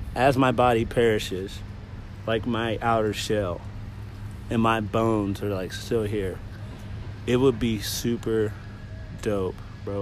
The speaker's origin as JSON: {"language": "English", "town": "Kansas City", "region": "Missouri", "country": "United States", "said": "I'm from Kansas City, so like Kansas City will always be rooted"}